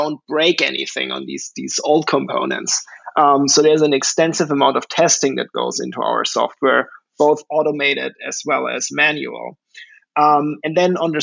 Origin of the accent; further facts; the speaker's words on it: Germany; moved away as an adult; now in New York City, United States; I'm originally from Germany. I grew up there and went to school there